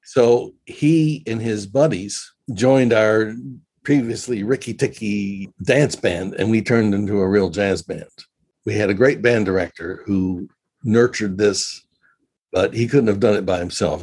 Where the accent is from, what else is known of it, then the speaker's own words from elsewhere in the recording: Memphis, Tennessee, United States; moved away as an adult; also born or lived in New Zealand / Israel; Memphis, Tennessee, which is my hometown